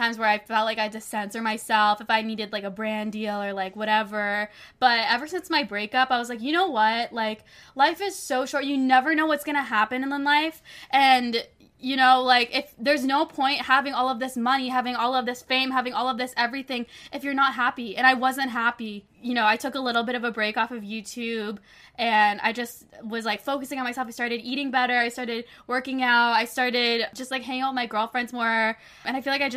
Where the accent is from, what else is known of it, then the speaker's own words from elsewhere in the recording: Toronto, Ontario, Canada; also born or lived in Los Angeles; my hometown, Toronto